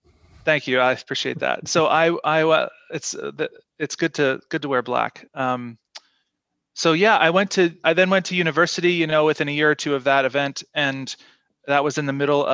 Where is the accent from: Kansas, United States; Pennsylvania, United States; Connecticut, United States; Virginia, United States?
Virginia, United States; Shenandoah Valley of; now in Victoria, Canada; I grew up in the Shenandoah Valley of Virginia with my parents and grew up a church kid